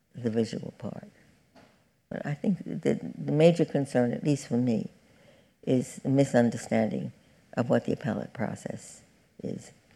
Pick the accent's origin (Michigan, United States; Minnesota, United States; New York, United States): New York, United States; New York City; I'm from Brooklyn